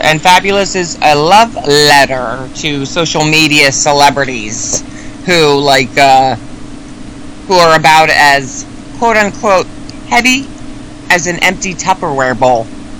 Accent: Sweden; I'm no Irish, but I am Swedish.

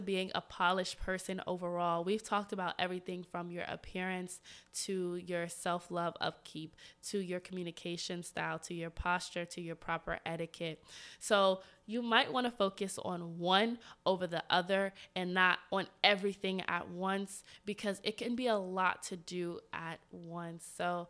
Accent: the South, United States; I'm from the South. How we behave in the South, it's maybe not like that here in DC.

